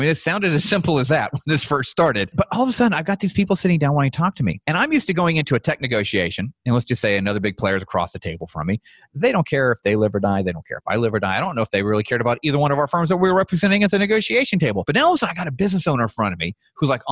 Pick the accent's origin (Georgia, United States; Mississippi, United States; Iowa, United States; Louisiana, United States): Georgia, United States; Atlanta; also born or lived in Tampa Bay, Florida / Dallas, Texas; grew up here in the Atlanta Stone Mountain, Lilburn area